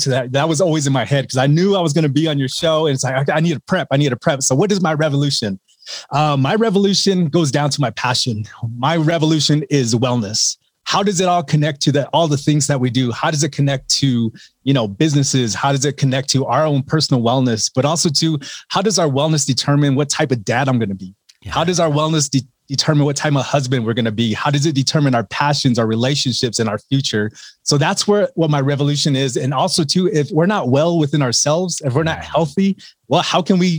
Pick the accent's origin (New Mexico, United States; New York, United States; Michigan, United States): New Mexico, United States; Laguna Pueblo Reservation; I grew up on the Laguna Pueblo Reservation here in New Mexico